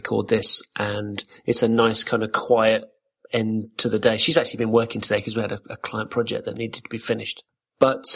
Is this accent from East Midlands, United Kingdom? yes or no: yes; Corby, East Midlands, United Kingdom; moved away; also born or lived in London; I grew up in Corby, which was kind of, you know, it was full of Scots